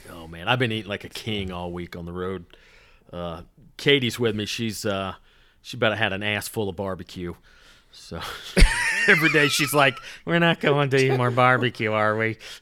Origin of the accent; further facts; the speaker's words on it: the South, United States; now in Los Angeles, United States; I grew up in the South